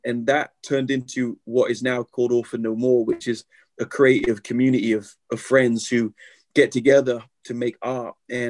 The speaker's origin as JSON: {"language": "English", "region": "England", "country": "United Kingdom", "said": "I'm learning my history, you know, as an Englishman."}